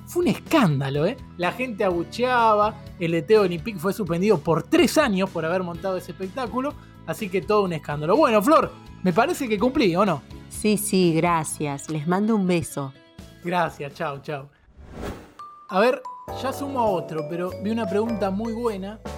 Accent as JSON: {"language": "Spanish", "region": "Buenos Aires", "country": "Argentina", "said": "Soy de Palermo, Buenos Aires."}